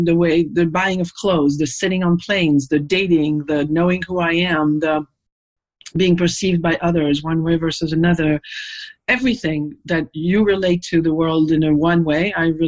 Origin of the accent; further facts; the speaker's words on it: Paris, Île-de-France, France; now in United States; I'm from Paris